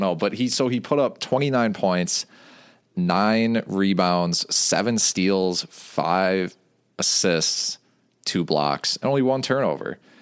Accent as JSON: {"language": "English", "area": "Waukesha County", "region": "Wisconsin", "country": "United States", "tie": "born or raised there", "lives_now": "Madison, United States", "said": "I grew up in Waukesha County"}